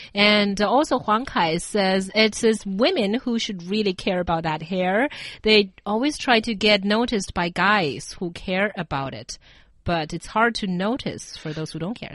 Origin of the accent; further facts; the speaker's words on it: China; growing up in China